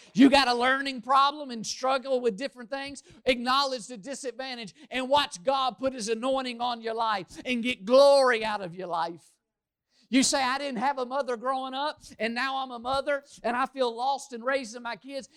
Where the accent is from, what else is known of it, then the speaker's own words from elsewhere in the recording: Louisville, Kentucky, United States; moved away; I grew up in Louisville, the largest city in Kentucky